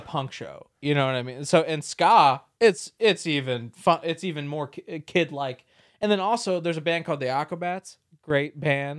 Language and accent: English; San Diego, California, United States; moved away; being a Californian